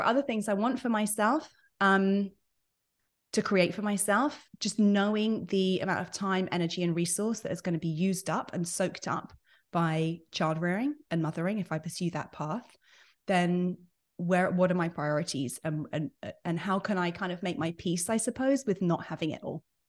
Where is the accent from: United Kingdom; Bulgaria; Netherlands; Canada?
United Kingdom; moved away as an adult; now in United States; I'm British by birth. I've been based in the U S for about eleven, twelve years now.